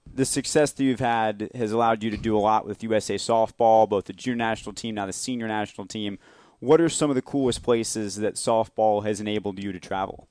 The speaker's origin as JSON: {"language": "English", "town": "Marietta", "region": "Georgia", "country": "United States", "said": "We're both from Marietta, Georgia"}